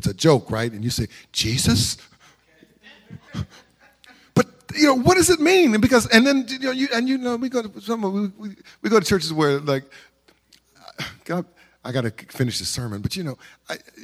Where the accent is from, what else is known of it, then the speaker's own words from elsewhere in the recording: Carson, California, United States; growing up in Carson